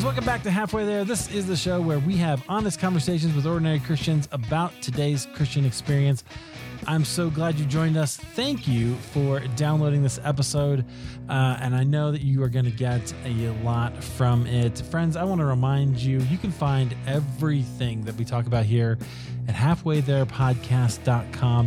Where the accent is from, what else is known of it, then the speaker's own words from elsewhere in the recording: Iowa, United States; now in Colorado, United States; I grew up in Iowa, so California is exotic as far as I'm concerned